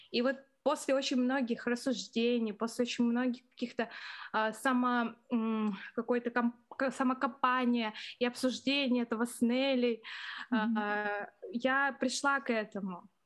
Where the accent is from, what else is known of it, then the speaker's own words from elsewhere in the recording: Irkutsk, Irkutsk Oblast, Russia; now in Moscow, Russia; я сама из маленького города, город Иркутск, это возле Байкала